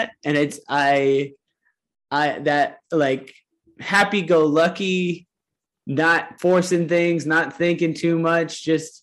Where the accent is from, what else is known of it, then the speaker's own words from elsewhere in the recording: Ohio, United States; I am from Ohio and, specifically like parts of Appalachia, and farm country is where my family comes from